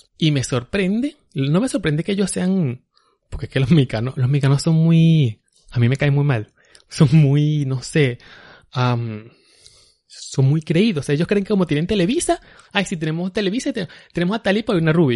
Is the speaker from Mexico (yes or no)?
no; Venezuela; now in New York, United States; nosotros somos ya los venezolanos, somos los nuevos judíos